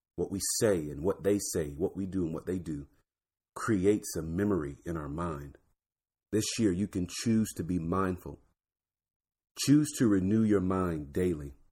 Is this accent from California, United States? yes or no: no; Florida, United States; I'm from Florida, so D W was in my backyard